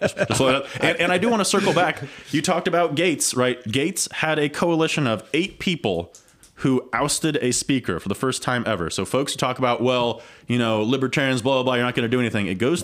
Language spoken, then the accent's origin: English; Ohio, United States; I grew up in Ohio, but this is my home.